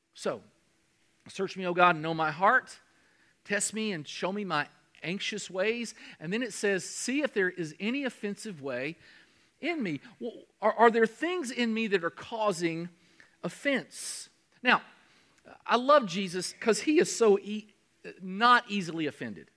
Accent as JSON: {"language": "English", "region": "Kentucky", "country": "United States", "said": "I'm from Kentucky."}